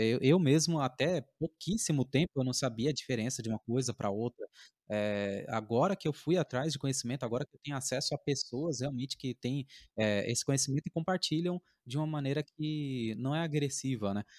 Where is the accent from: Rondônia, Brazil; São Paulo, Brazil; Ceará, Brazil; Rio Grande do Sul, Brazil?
São Paulo, Brazil; Alvarenga; lá na minha, na minha quebrada, por exemplo, lá no Alvarenga